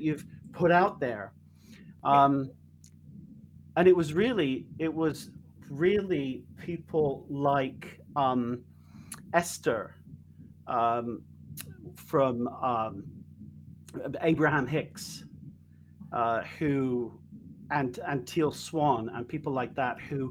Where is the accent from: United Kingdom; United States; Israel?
United Kingdom; moved away; I'm British.